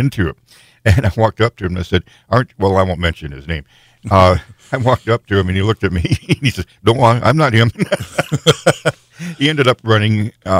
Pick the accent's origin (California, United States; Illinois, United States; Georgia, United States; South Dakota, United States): South Dakota, United States; I'm from South Dakota. I know better.